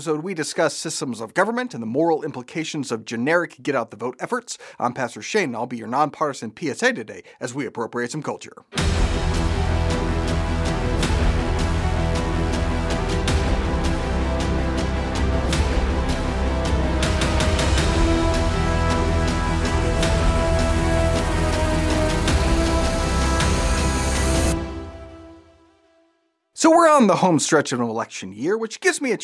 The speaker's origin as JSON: {"language": "English", "country": "United States", "said": "As American Christians"}